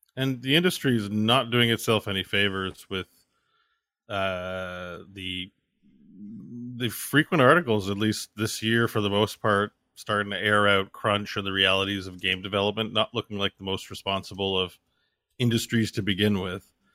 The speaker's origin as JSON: {"language": "English", "country": "Canada", "said": "me as a Canadian"}